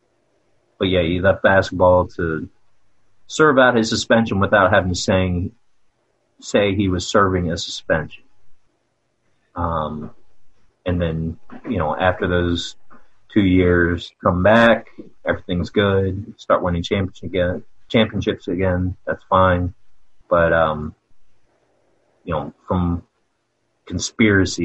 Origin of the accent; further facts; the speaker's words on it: Havre de Grace, Maryland, United States; I'm from Havre de Grace, Maryland.